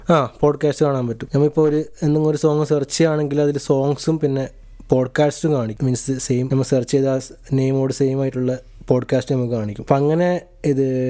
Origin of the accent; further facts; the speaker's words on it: Kasaragod, Kerala, India; moved away as an adult; now in Edinburgh, United Kingdom; എൻ്റെ നാട് കാസർഗോഡാണ്